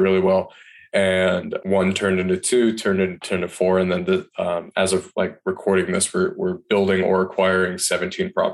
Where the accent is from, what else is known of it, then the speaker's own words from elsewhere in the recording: Michigan, United States; moved away as an adult; also born or lived in Washington, D.C. / Asheville, North Carolina; I'm born and raised in Michigan